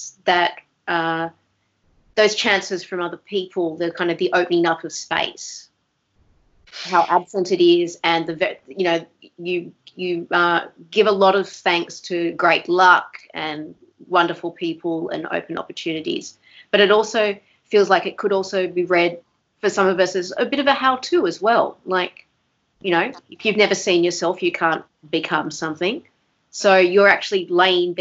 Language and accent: English; Wollongong, New South Wales, Australia; also born or lived in Newtown, Sydney; now in Melbourne, Australia; I'm from Wollongong and Newtown